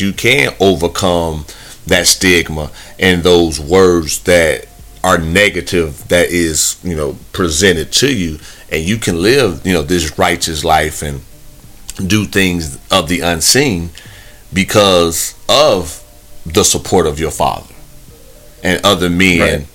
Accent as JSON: {"language": "English", "region": "Midwest", "country": "United States", "tie": "born or raised there", "moved": "yes", "said": "growing up in the Midwest I I don't live there no more"}